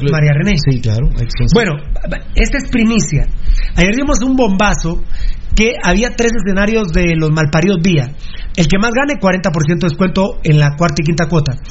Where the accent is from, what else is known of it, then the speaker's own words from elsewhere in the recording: Guatemala City, Guatemala Department, Guatemala; soy de la Betania, compadre.